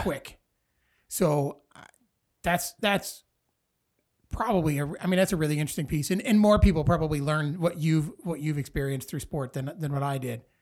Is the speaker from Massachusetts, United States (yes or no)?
no; Dixon, Illinois, United States; also born or lived in Sterling, Illinois; I grew up in Dixon, graduated from Dixon High School, uh, but I went to kindergarten at Franklin School